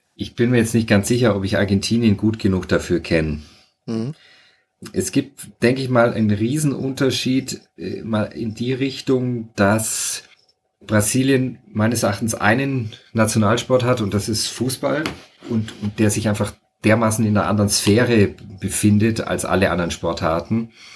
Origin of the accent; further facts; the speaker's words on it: Franconia, Bavaria, Germany; moved away as an adult; also born or lived in Freising / Munich area / Fürth / Rio de Janeiro, Brazil; ich bin eigentlich eher in Franken aufgewachsen, auf dem Land